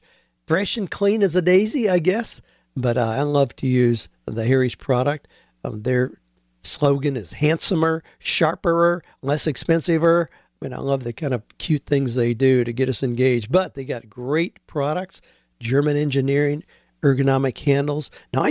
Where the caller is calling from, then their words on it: Sydney, New South Wales, Australia; I'm from Sydney, Australia.